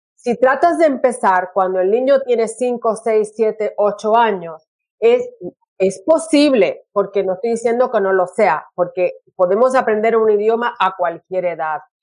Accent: Puerto Rico; also born or lived in California; now in Brisbane, Australia; yo soy eh, puertorriqueña

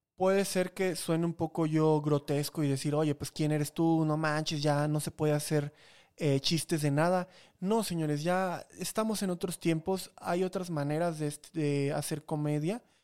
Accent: Chiapas, Mexico; now in Mexico City, Mexico; allá de donde vengo que ni siquiera es de Veracruz, es de Chiapas

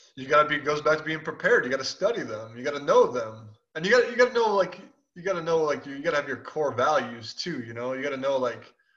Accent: Chicago, Illinois, United States; I'm from Chicago

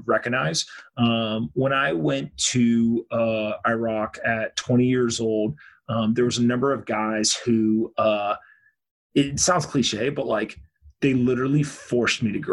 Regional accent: United States; I'm an American dude

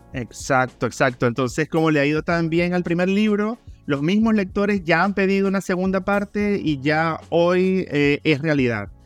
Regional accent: Venezuela; moved away as an adult; now in Chile; soy venezolano

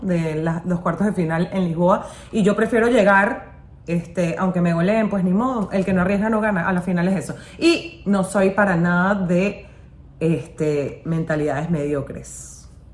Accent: United States; soy americana

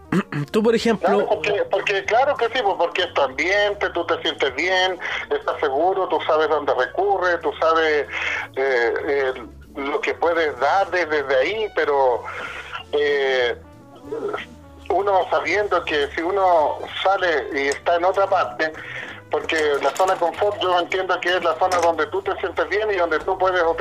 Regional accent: Temuco, Araucanía, Chile; born there; mi zona de confort, en este caso yo que nací en Temuco, eh, nací en Vicur, bueno, eh, era mi zona de confort.

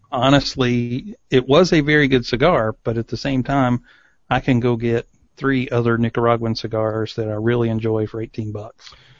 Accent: East Tennessee, United States; I grew up in East Tennessee

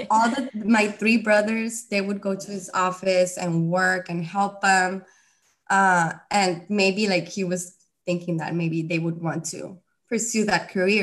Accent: Reynosa, Tamaulipas, Mexico; I'm from Reynosa, and my parents come from Mexico City

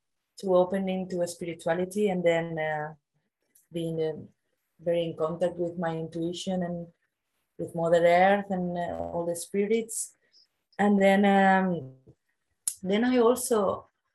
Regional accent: Barcelona, Catalonia, Spain; also born or lived in Australia / New Zealand; I'm from the Mediterranean, like I'm from Barcelona, and it's very sunny here all year long.

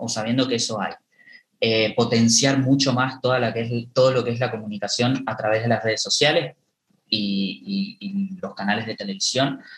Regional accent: Esquina, Corrientes, Argentina; poder trabajar en, mi ciudad natal. Yo nací acá, en Esquina

